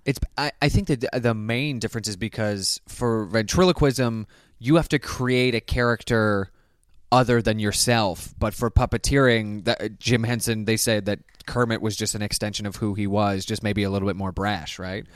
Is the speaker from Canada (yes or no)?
yes; Canada; born or raised there; moved away as an adult; now in United States